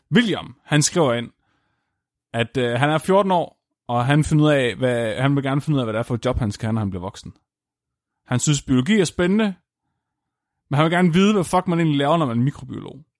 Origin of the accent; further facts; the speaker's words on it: Tåsinge, Southern Denmark, Denmark; jeg er fra Tåsingen